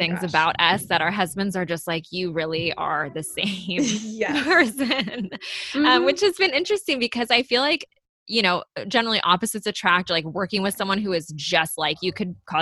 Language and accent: English; Bay Area, California, United States; also born or lived in Los Angeles / Manhattan Beach; I grew up in the Bay Area as well, and I moved to LA to go to Loyola Marymount University